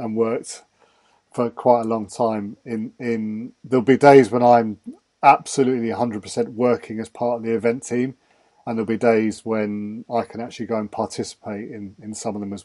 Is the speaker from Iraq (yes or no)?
no; England, United Kingdom; accent: English; my English accent